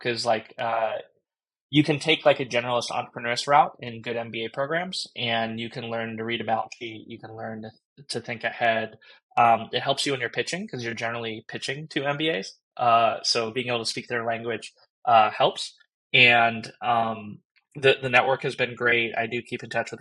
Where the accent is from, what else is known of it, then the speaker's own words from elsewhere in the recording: Southern California, United States; I grew up in Southern California